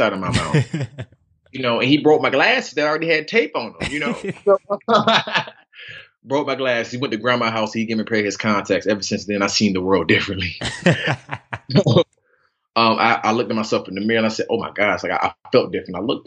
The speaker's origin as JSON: {"language": "English", "town": "Atlanta", "region": "Georgia", "country": "United States", "tie": "born or raised there", "also_born_or_lived": "Decatur, Georgia", "said": "Born and raised in Atlanta"}